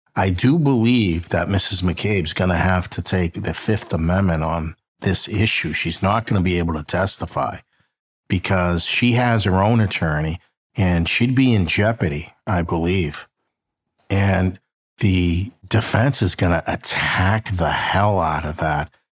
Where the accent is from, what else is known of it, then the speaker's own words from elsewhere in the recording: Boston, Massachusetts, United States; I'm from Boston